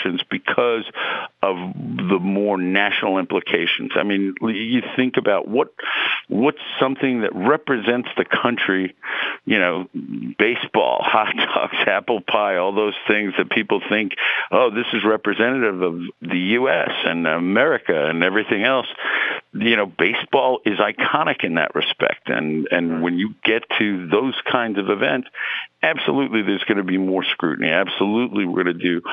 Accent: New York City, New York, United States; moved away as an adult; also born or lived in Bronx, New York; now in St. Louis, United States; I was born and raised in Queens, lived in the Bronx for a little bit, but mostly Queens

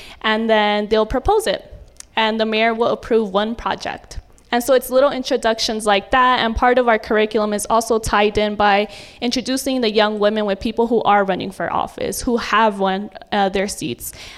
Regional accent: Oakland, California, United States; I grew up in East Oakland

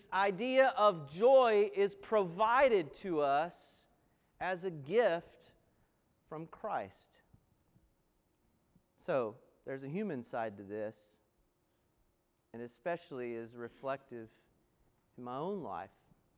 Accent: Appalachian Mountains, United States; where I grew up in the Appalachian Mountains

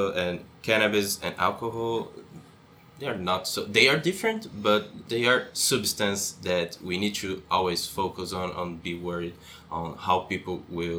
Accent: Brazil; moved away as an adult; also born or lived in São Paulo; now in Canada; because I'm an international student. Mm-hmm. I'm from Brazil

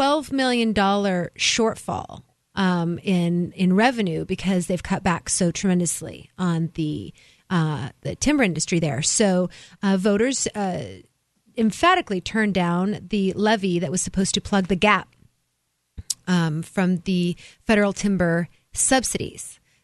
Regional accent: Oregon, United States; moved away; I'm originally from Oregon

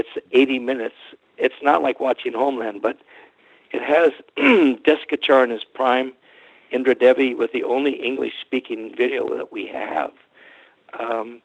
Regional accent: California, United States; I was a guy from California with a press card

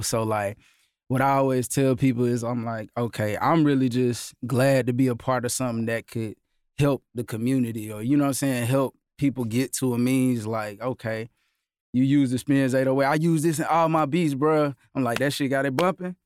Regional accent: Augusta, Georgia, United States; I'm from Augusta.

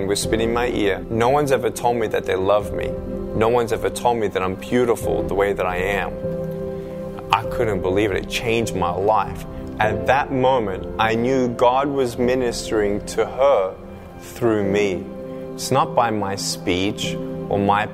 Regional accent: Melbourne, Victoria, Australia; I was born in Melbourne, Australia

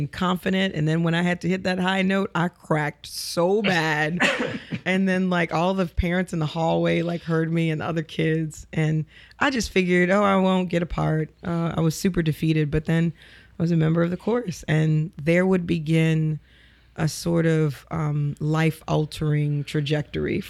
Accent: New Orleans, Louisiana, United States; moved away as an adult; now in Los Angeles, United States; I grew up in the East. I went to Resurrection of Our Lord Elementary School

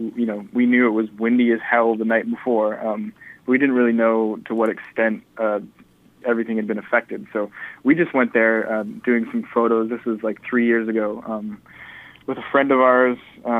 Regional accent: Vancouver, British Columbia, Canada; Most people I know are born and raised in Vancouver. That could be because I kind of have the same friends now that I had in high school.

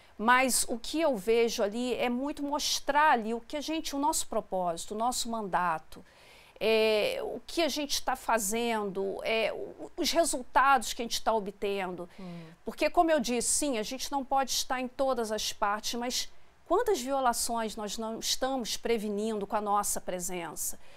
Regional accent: Brazil; nós somos brasileiros

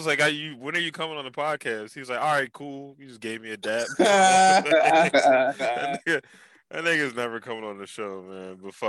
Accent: Philadelphia, Pennsylvania, United States; I told you I was born on North Philly.

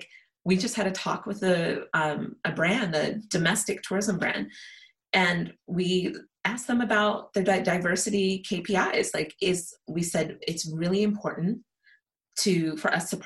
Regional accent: United States; I'm American

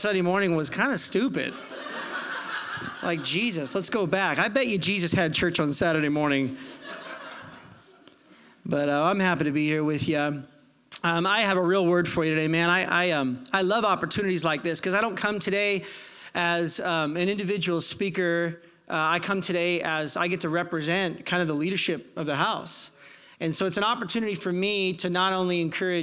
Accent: Portland, Oregon, United States; now in Calgary, Canada; I'm from Portland, Oregon. I'm American.

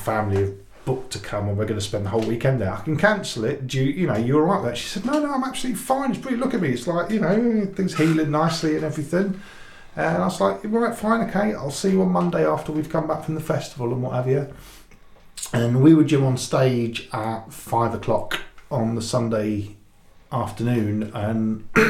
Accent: Jersey; moved away; I'm originally from Jersey, and that's where my mum lived and everything

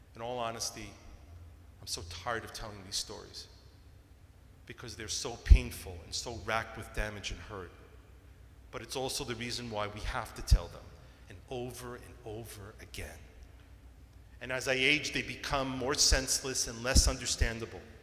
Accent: New York, United States; Growing up in New York

